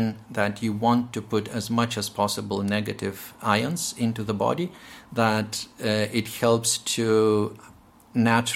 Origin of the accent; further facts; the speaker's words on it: Lithuania; moved away as an adult; now in Northern Ireland, United Kingdom; I'm from Lithuania and I had quite a lot of Russian influence during my medical training